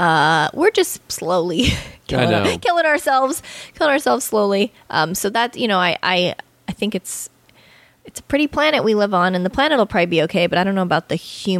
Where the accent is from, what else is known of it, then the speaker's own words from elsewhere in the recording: Bali, Indonesia; I grew up in Bali, yeah, a lot.